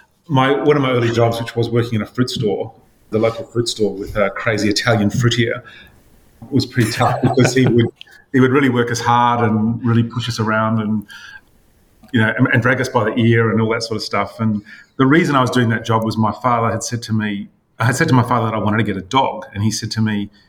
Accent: Sydney, New South Wales, Australia; I was born in Crown Street Women's Hospital, which is about as Sydney as you can get.

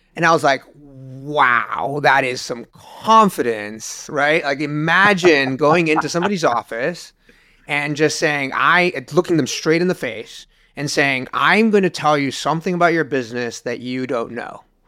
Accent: Uruguay; moved away as an adult; now in United States; I moved from Uruguay to the U S and, uh, to go to college.

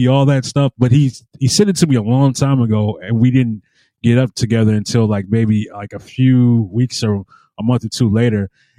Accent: West Coast, United States; I'm from the West Coast.

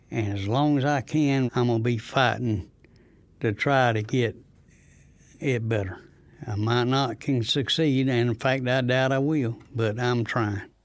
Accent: Rosewood, North Carolina, United States; I'm from Rosewood, next to Goldsboro.

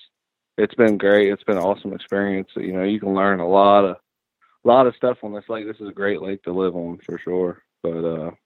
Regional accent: Ohio, United States; now in Tennessee, United States; I grew up in Ohio. That's where I'm originally from

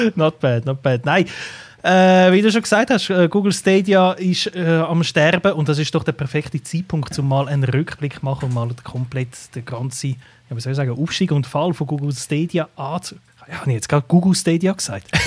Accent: Switzerland; bei uns in der Schweiz

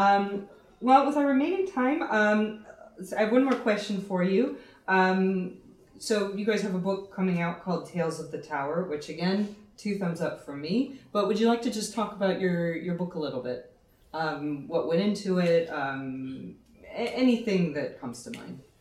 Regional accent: United States; moved away as an adult; now in Ireland; coming here as an American

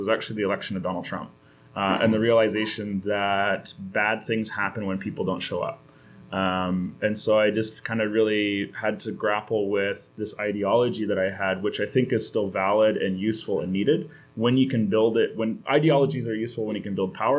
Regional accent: North Shore, British Columbia, Canada; now in Vancouver, Canada; I grew up on the North Shore, but live in Vancouver right now.

